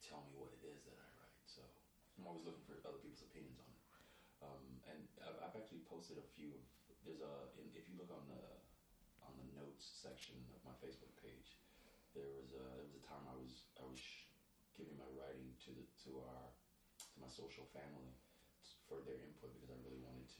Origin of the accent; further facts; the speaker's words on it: New York, United States; When I lived here in the city, growing up in New York